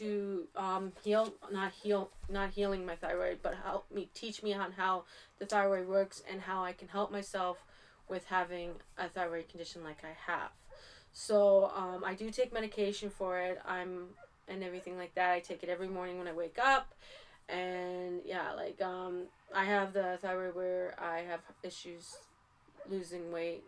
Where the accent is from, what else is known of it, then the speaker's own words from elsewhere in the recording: Canada; I am from Canada